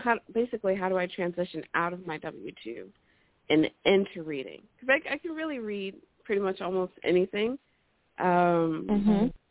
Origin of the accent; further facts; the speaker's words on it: New Jersey, United States; I'm from New Jersey